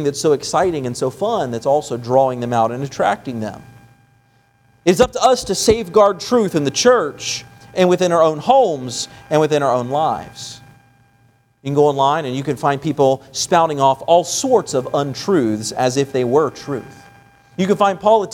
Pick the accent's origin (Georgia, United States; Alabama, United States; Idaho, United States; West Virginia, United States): West Virginia, United States; moved away; also born or lived in Florida; I'm from, you know, the East Coast. I'm from West Virginia.